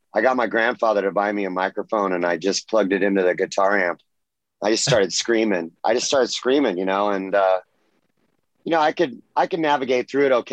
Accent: Orange County, California, United States; also born or lived in Los Angeles, California; I was born in LA, but I grew up in Orange County. Yes, native Californian

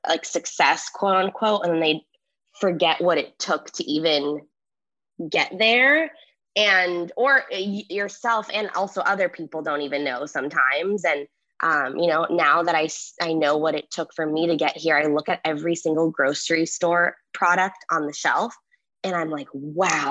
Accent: Los Angeles, California, United States; I was born here

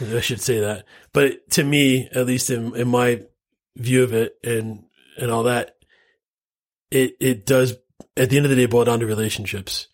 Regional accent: Florida, United States; now in Utah, United States; I'm from Florida originally.

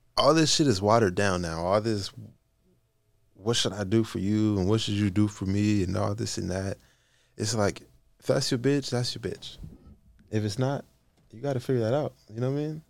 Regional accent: West Coast, United States; I'm from the West Coast.

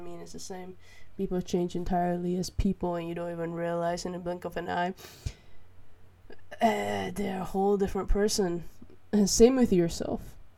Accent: Malaysia; now in Netherlands; Growing up in Malaysia

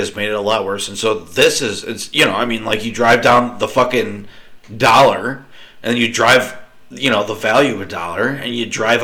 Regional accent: United States

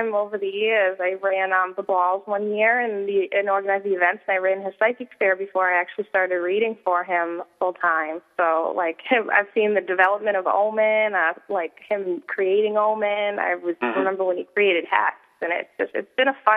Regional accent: Weymouth, Massachusetts, United States; also born or lived in Boston; I have lived in Weymouth since I was a child

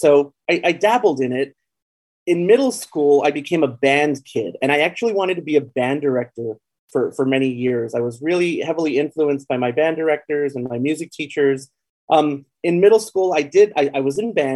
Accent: El Paso, Texas, United States; also born or lived in San Antonio, Texas; now in Austin, United States; I was born and raised in El Paso, Texas, on the border with Juarez, Mexico. I left El Paso in about 1995, 1996

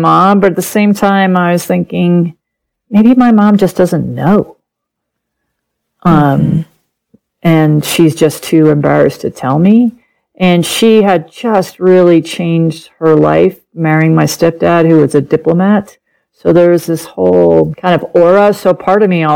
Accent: New York City, New York, United States; first language German; English is a second language; also born or lived in San Francisco, California; now in Colorado, United States; I grew up in New York City.

